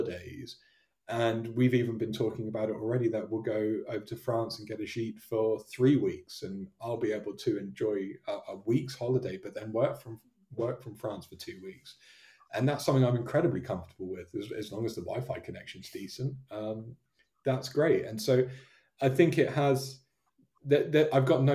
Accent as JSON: {"language": "English", "area": "Devon", "region": "South West England", "country": "United Kingdom", "tie": "born or raised there", "moved": "yes", "said": "I was born and raised down in Devon"}